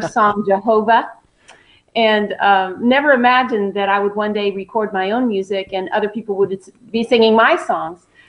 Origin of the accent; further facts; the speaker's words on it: Southern California, United States; moved away as an adult; now in Nashville, United States; I was born and raised in Southern California, so I'm a West Coast girl